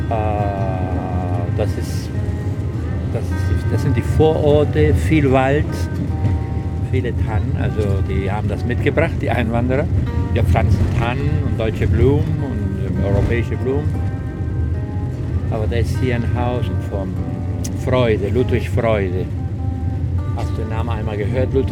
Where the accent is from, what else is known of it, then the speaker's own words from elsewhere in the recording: Bariloche, Río Negro, Argentina; born there; Ich bin in Bariloche geboren, in einer kleinen Stadt. Die Stadt hat in dem Moment 8000 Einwohner in Patagonien, Nordpatagonien.